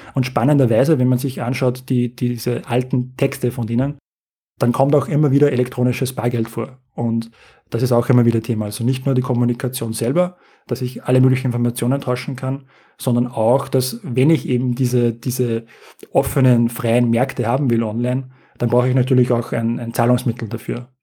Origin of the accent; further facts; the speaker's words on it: Austria; Also wir als Europäer, als Österreicher